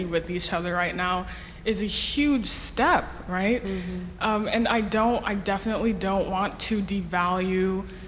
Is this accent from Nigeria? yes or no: yes; Nigeria; now in Houston, United States; So I'm a Nigerian person. I've immigrated here